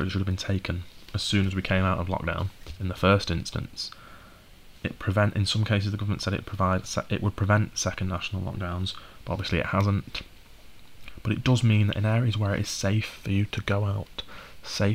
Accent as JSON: {"language": "English", "region": "the north of England", "country": "United Kingdom", "said": "I'm from the North, living not far from Manchester now and going to university in Manchester"}